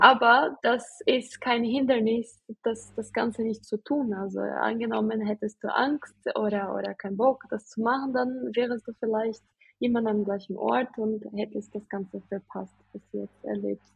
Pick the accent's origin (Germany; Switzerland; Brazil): Brazil; German is a second language; moved away; ich komme aus Brasilien, ich bin auch ähm, anders aufgewachsen.